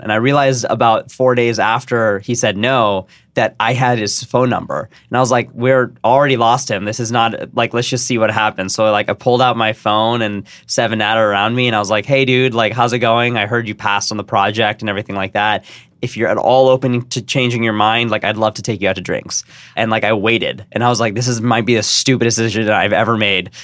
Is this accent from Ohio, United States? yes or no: no; San Jose, California, United States; I grew up in San Jose